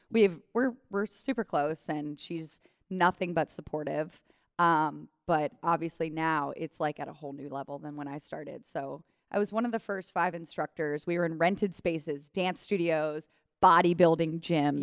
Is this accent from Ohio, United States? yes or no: yes; Cleveland, Ohio, United States; moved away as an adult; also born or lived in Strongsville, Ohio / New York; now in Cincinnati, United States; I grew up in Cleveland